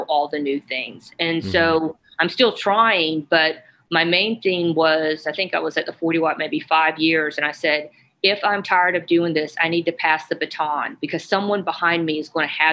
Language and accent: English; Atlanta, Georgia, United States; now in Athens, United States; I'm from Atlanta